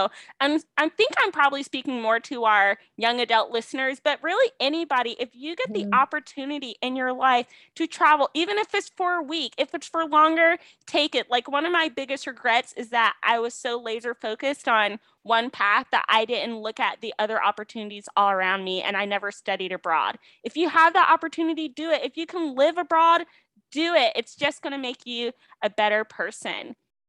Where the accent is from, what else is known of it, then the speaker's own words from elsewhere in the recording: United States; we as an American people